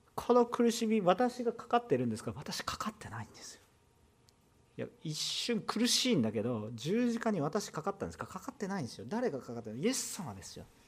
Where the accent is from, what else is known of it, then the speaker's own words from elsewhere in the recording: Kansai, Japan; accent: Kansai dialect; 関西弁出てくると本音が出てきてる